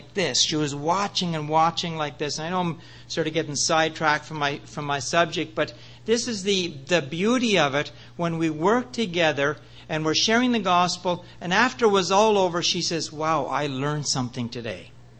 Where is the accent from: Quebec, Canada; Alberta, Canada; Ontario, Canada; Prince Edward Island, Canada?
Prince Edward Island, Canada; moved away as an adult; also born or lived in British Columbia; I was born in Prince Edward Island